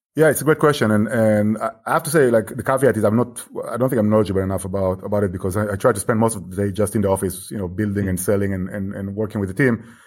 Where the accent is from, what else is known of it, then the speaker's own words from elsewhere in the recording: Israel; moved away as an adult; now in Barcelona, Spain; I'm from Israel, actually, originally, and I moved here ten years ago, initially to study